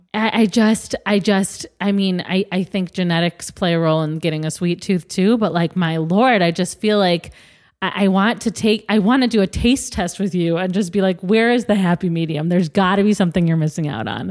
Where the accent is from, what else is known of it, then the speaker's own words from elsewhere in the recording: Midwest, United States; I'm also from the Midwest